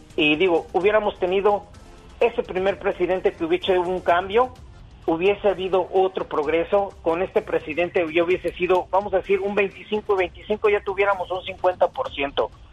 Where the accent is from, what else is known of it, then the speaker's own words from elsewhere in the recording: Mexico City, Mexico; los que nacimos en la Ciudad de México, en el DF, no somos chilangos, somos capitalinos